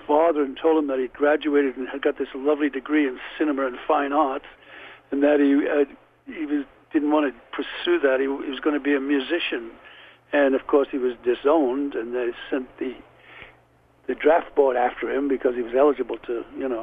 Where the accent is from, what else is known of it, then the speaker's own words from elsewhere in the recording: Liverpool, North West England, United Kingdom; accent: Liverpool; moved away; also born or lived in London; I was a kid from Liverpool, but still had the Liverpool accent